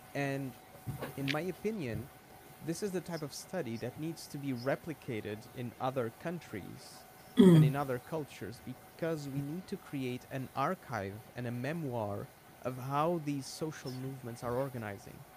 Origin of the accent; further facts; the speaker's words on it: Portugal; I'm Portuguese